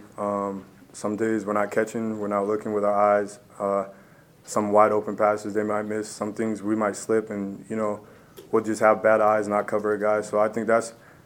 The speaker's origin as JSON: {"language": "English", "region": "California", "country": "United States", "moved": "yes", "lives_now": "Colorado, United States", "said": "I'm from California"}